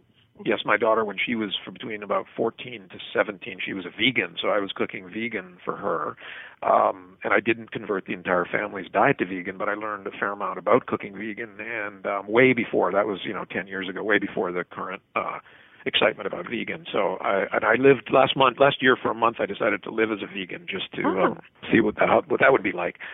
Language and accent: English; the Prairies, Canada; I grew up in a clean your plate kid household, as I think I grew up in the Midwest of Canada, actually.